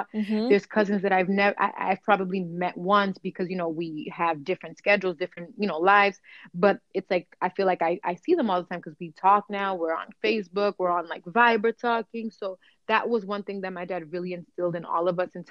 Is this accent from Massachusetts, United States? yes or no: yes; Boston, Massachusetts, United States; first language Cape Verdean Creole; English is a second language; also born or lived in Cape Verde; I grew up in Dorchester, which a lot of people may know has a lot of Cape Verdean people.